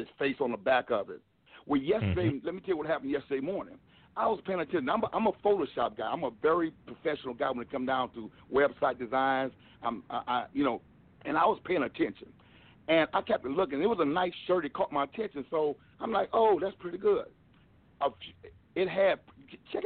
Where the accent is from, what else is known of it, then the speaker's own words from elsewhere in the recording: Milwaukee, Wisconsin, United States; now in North Carolina, United States; I was born and raised in Milwaukee, Wisconsin